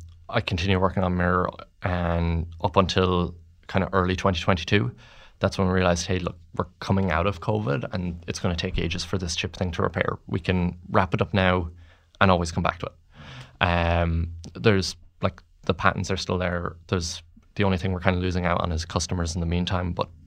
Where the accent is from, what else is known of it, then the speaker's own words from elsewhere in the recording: Mullingar, Westmeath, Ireland; I grew up in Mullingar